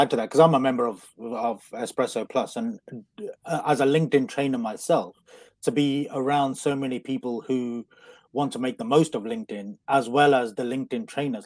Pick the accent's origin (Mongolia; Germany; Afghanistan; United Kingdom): United Kingdom; Coventry, West Midlands; I'm from, uh, I'm from Coventry, so, which is like the Las Vegas of the Midlands